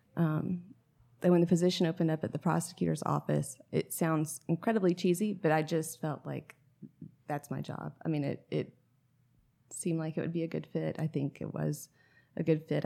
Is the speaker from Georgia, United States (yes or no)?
yes; Atlanta, Georgia, United States; also born or lived in Raleigh, North Carolina; now in Sylva, United States; I'm from Atlanta originally